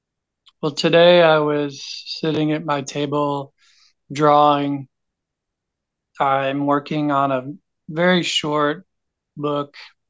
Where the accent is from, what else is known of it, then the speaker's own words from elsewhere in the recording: Knoxville, Tennessee, United States; I grew up in Knoxville, Tennessee, like from 18 on growing up for about 20 years.